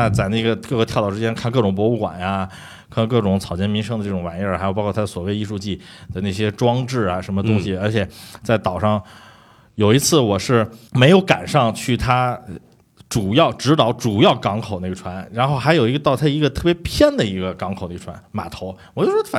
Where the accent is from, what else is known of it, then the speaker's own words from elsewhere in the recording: Beijing, China; 我有点有点感觉，就像身为北京人，